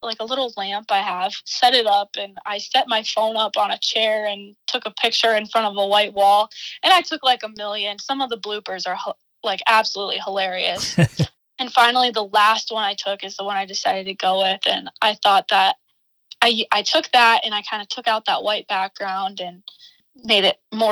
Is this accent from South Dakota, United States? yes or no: yes; Armour, South Dakota, United States; born or raised there; now in Brookings, United States